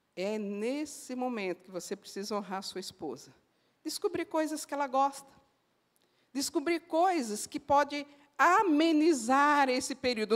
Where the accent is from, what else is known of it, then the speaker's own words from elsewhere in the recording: Northeast Region, Brazil; como uma boa nordestina, eu falo assim